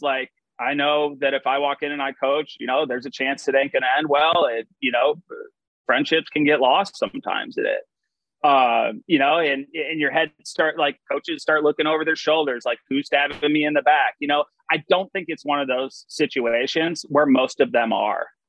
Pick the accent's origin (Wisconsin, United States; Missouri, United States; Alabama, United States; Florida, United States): Wisconsin, United States; Madison; I grew up at a uh, Nakoma Country Club